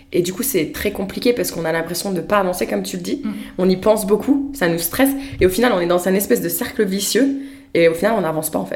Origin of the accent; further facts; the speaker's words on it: France; moved away; je viens de la France